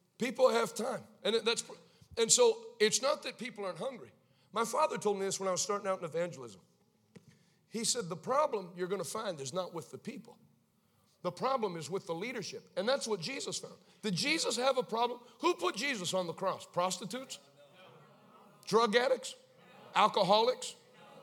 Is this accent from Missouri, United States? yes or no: no; Maine, United States; I grew up in Maine.